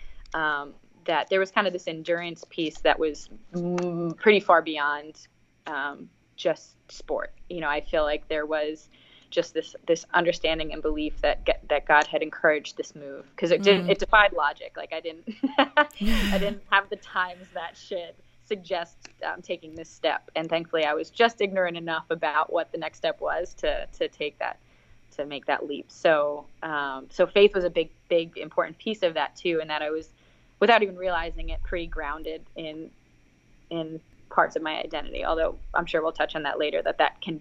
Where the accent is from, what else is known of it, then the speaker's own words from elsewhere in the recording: New York, United States; moved away as an adult; I'm from New York.